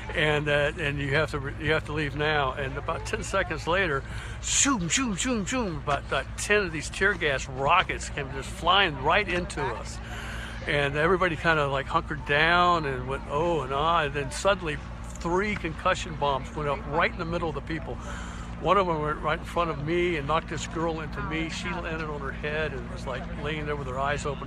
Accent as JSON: {"language": "English", "town": "St. Augustine", "region": "Florida", "country": "United States", "said": "I'm from St. Augustine, Florida"}